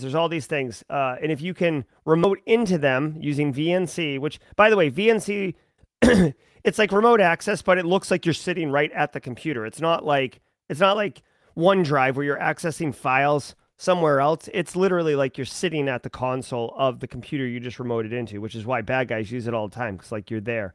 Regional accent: United States; I as an American

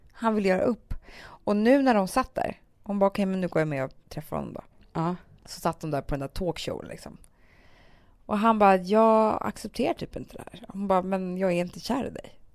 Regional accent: Stockholm, Stockholm County, Sweden; Södermalm där vi växte upp med Alex

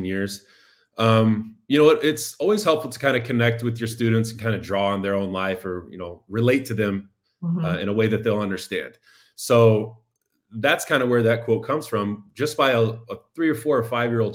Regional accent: Indiana, United States; now in Chicago, United States; the Indiana Supreme Court ruled in the early 90s in my hometown

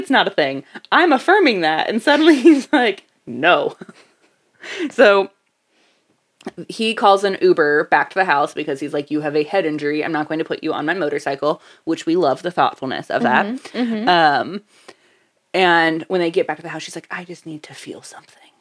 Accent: West Coast of Florida, United States; I grew up West Coast in Florida. I grew up on the Gulf.

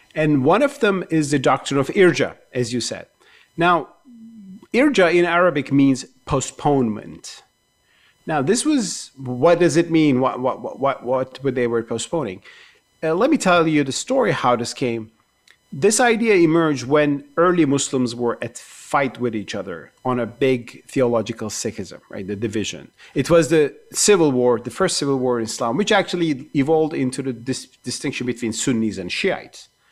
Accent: Turkey; I grew up in Turkey with the Uyghur cause.

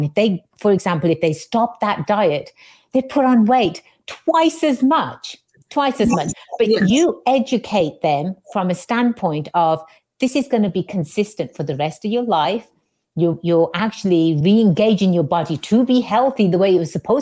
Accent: England, United Kingdom; moved away; I'm born and raised in England

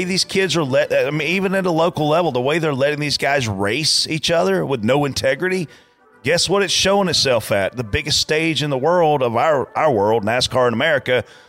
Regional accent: Lancaster, South Carolina, United States; at my local dirt track level growing up on Saturday nights in Lancaster, South Carolina

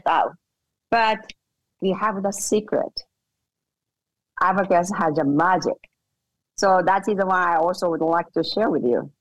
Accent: Japan; English is a second language; moved away as an adult; now in United States; I was born and raised in Japan

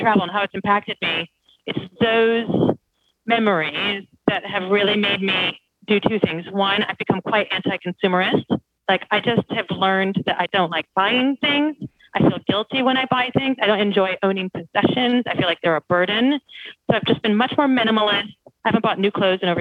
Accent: United States; moved away as an adult; now in United Kingdom; I did grow up in a fairly sheltered rural part of America

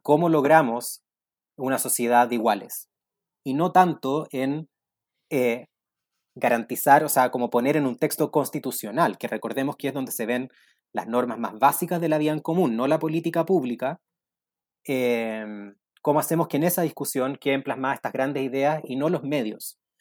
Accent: Chile; lo que nos falta como chilenos es una narrativa

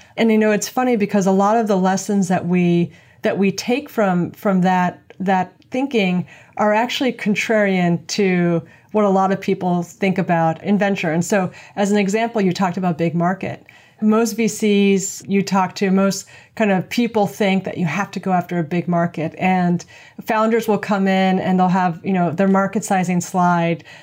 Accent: New York City, New York, United States; I'm from New York City

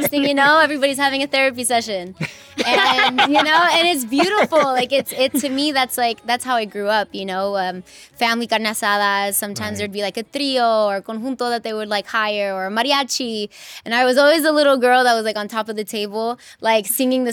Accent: Inglewood, California, United States; I'm 100% proud to be born and raised in Inglewood and to be from California

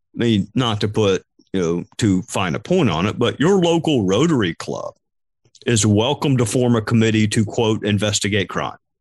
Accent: Spartanburg, South Carolina, United States; my hometown of Spartanburg

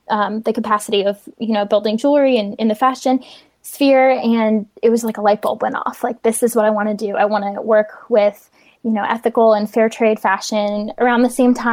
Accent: New Jersey, United States; also born or lived in Pennsylvania; now in Charlotte, United States; Um, I'm originally from New Jersey, um, Pennsylvania. I kind of grew up back and forth between the two, and I'm now located in Charlotte, North Carolina.

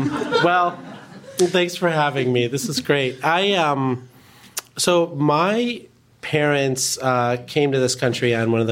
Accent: Chicago Ridge, Illinois, United States; also born or lived in India; we grew up in Chicago Ridge, where my dad was doing his residency

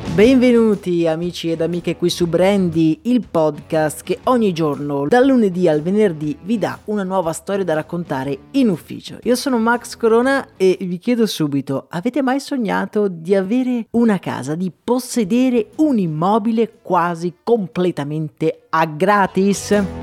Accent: Pordenone, Friuli-Venezia Giulia, Italy; A Pordenone invece, la mia città natale

